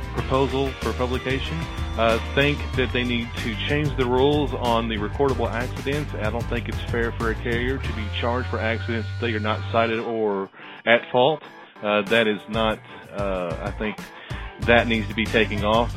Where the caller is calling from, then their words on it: Little Rock, Arkansas, United States; from Little Rock, Arkansas. I'm calling